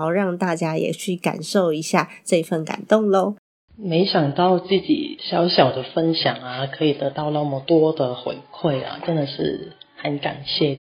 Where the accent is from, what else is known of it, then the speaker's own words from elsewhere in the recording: Hong Kong; moved away as an adult; also born or lived in Taipei, Taiwan / Keelung, Taiwan; now in Taiwan; 我就是从香港嫁过来之后